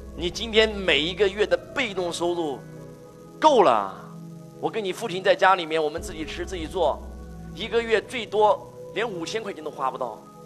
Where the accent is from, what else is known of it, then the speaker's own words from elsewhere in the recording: China; 我以我是一个中国人为荣，我以我是一个中国人为傲